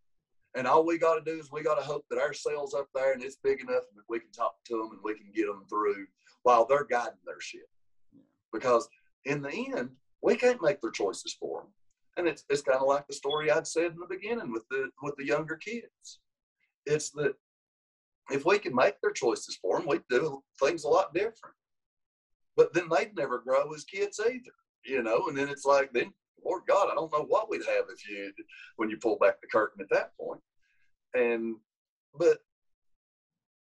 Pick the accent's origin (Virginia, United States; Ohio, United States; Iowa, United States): Virginia, United States; Grundy; it's my hometown